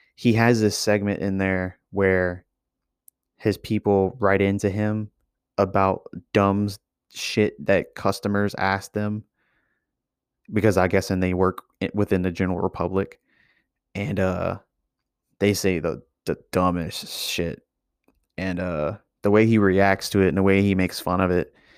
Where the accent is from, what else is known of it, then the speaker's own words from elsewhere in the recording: Louisiana, United States; I'm from Louisiana